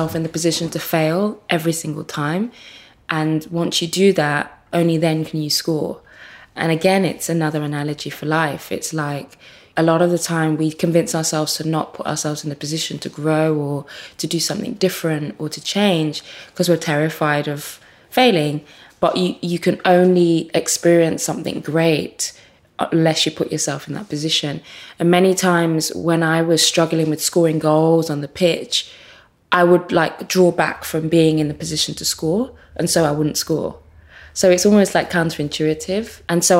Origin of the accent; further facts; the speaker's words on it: Birmingham, West Midlands, United Kingdom; also born or lived in Nigeria; I'm from quite humble beginnings and certainly growing up in Birmingham